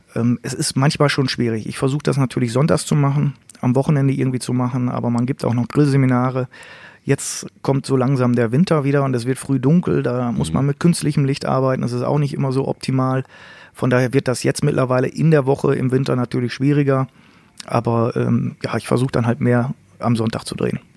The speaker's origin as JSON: {"language": "German", "area": "Münsterland", "region": "North Rhine-Westphalia", "country": "Germany", "said": "bei uns im Münsterland"}